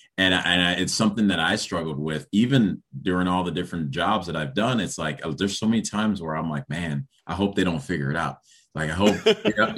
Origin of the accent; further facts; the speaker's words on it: Chicago, Illinois, United States; also born or lived in Rochester, New York / Liberia / Evanston, Illinois; we came, and Chicago was pretty much where I was, and eventually moved up north to Evanston